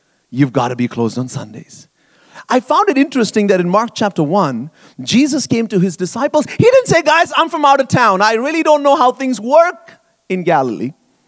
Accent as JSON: {"language": "English", "country": "Bahrain", "tie": "born or raised there", "moved": "as an adult", "lives_now": "Canada", "said": "And I grew up in the Middle East, actually, in Bahrain, a tiny little island in the Arabian Gulf, and lived there for 18 years and then moved to Canada to come to Bible college and so on."}